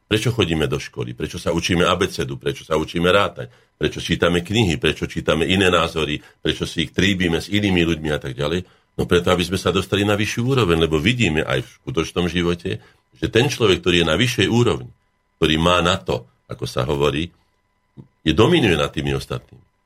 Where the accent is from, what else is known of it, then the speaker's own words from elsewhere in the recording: Slovakia; som Slovák predovšetkým